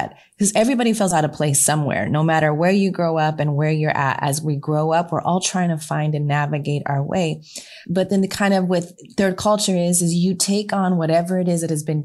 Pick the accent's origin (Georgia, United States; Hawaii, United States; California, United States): California, United States; Southern; I'm from Southern California where it was very diverse